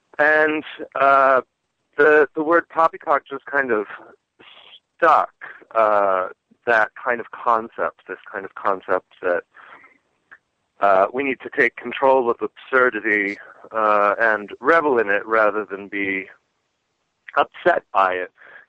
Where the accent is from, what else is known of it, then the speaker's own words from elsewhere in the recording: Washington, District of Columbia, United States; also born or lived in Great Falls, Virginia; now in Los Angeles, United States; I'm from Washington. Where were you born? Well, I was born in a little town outside of D.C. called Great Falls, Virginia.